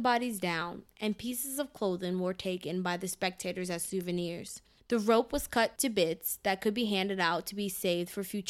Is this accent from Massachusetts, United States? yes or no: no; Clermont, Florida, United States; Groveland is located about 30 miles west of Disney World and about a 15-minute drive from where I grew up in Claremont, Florida.